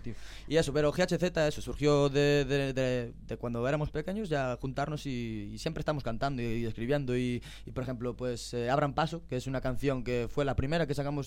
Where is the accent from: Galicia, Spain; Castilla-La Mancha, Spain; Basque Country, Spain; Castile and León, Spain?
Galicia, Spain; As Neves; Para mi pueblo, arraso total. Yo soy de las nieves